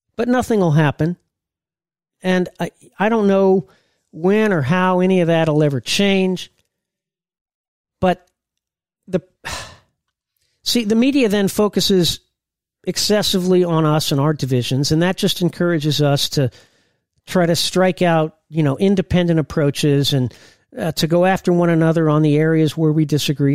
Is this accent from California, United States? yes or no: no; Indiana, United States; I was a a big Purdue guy, I'm from Indiana